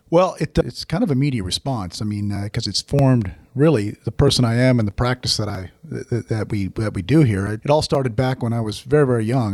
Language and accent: English; Oregon, United States; I grew up in Oregon.